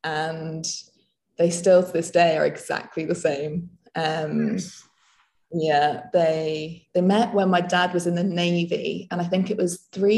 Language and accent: English; Nottingham, East Midlands, United Kingdom; moved away as an adult; also born or lived in the Alps; So I grew up in England. I grew up in Nottingham.